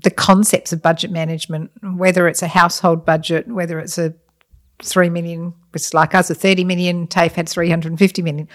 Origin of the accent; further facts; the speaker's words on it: Adelaide, South Australia, Australia; also born or lived in Scotland; I grew up in, um, South Australia pretty much. I'm Scottish, but we came out when I was very young